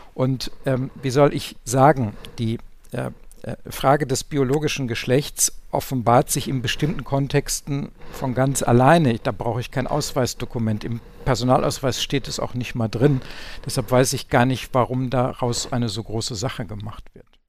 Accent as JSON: {"language": "German", "area": "Ruhr area", "region": "North Rhine-Westphalia", "country": "Germany", "said": "ich komme aus dem Ruhrgebiet"}